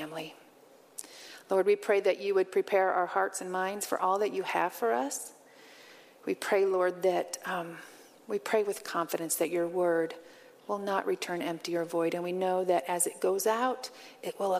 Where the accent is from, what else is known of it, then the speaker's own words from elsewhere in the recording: Western Illinois, United States; also born or lived in Arizona / Colorado; now in Nebraska, United States; I grew up in Western Illinois, in a town where both of my parents had grown up